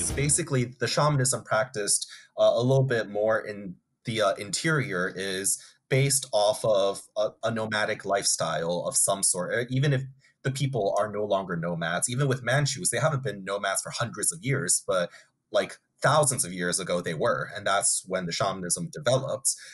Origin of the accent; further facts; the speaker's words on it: United States; the land that I was born in and grew up in is American land